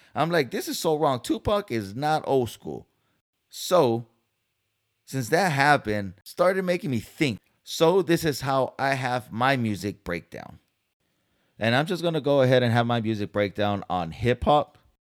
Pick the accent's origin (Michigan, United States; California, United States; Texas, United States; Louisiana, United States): California, United States; San Diego; moved away as an adult; now in Dallas, United States; I'm from Cali, San Diego, born and raised